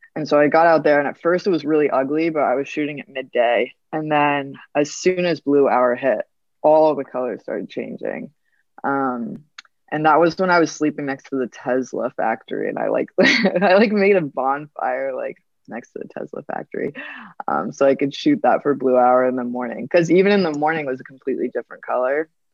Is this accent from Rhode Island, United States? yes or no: yes; Rhode Island, United States; I'm from Rhode Island in the United States